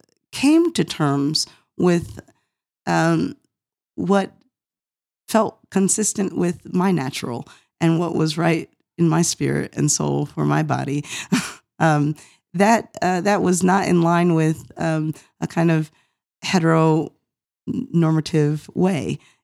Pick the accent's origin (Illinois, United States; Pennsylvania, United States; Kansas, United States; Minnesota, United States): Pennsylvania, United States; Norristown; also born or lived in Cincinnati; so I was born in Cincinnati, where my mom was taking classes at the time. My father was serving in Providence, Rhode Island church there, but soon after my birth moved to Norristown, Pennsylvania, which is where I spent the first 9 years of life.